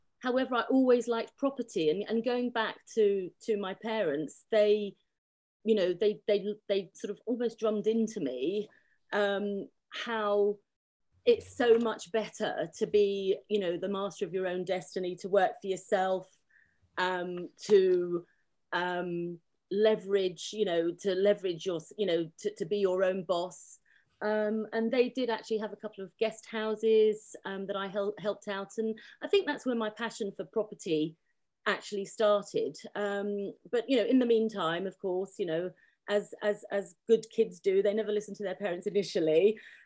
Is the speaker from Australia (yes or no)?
no; London, United Kingdom; I grew up in Chiswick in West London to Ukrainian parents who came here after the Second World War